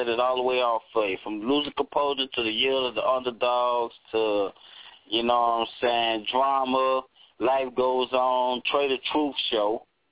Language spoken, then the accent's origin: English; Texas, United States; I'm from Texas